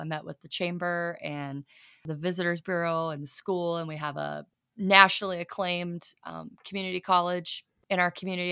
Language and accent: English; southern Iowa, United States; also born or lived in Canton, South Dakota; now in Watertown, United States; I'm from Iowa originally, but further, further south, than Northwest Iowa